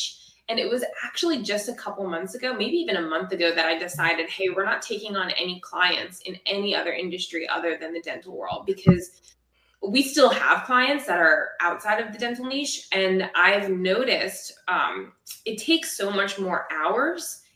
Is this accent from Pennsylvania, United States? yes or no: no; South Florida, United States; I'm from South Florida.